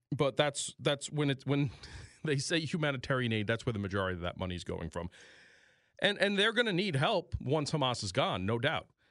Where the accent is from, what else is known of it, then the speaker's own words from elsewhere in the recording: New York, United States; moved away as an adult; this is my home state, but New York